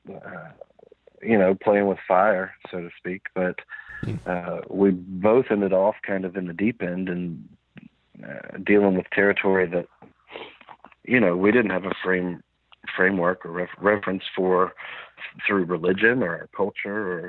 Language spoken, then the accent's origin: English; the South, United States; I was raised in the South where, as you know, psychedelic mushrooms are kind of an afterthought